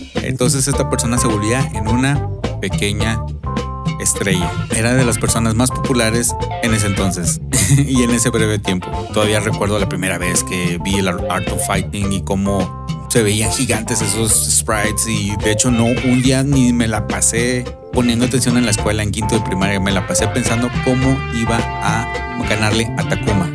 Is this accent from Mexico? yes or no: yes; Mexico; en México